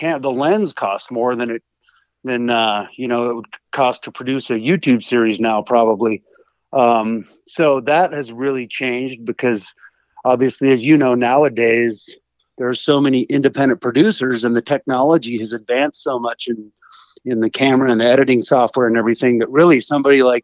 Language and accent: English; Oregon, United States; moved away as an adult; now in Montana, United States; I grew up in Oregon